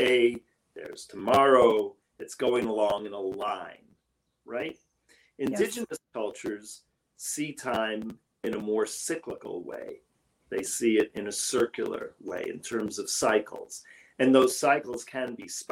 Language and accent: English; New York City, New York, United States; I grew up in New York City